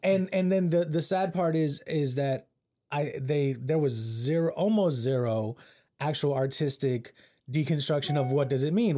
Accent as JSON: {"language": "English", "region": "Central Texas", "country": "United States", "tie": "born or raised there", "said": "I being raised in Central Texas"}